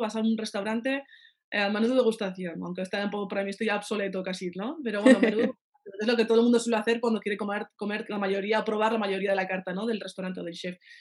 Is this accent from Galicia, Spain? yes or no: no; Pamplona, Navarre, Spain; moved away as an adult; also born or lived in France